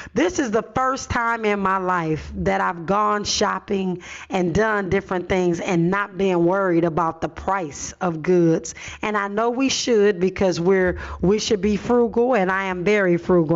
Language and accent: English; Los Angeles, California, United States; I grew up in Watts, but was bused to the San Fernando Valley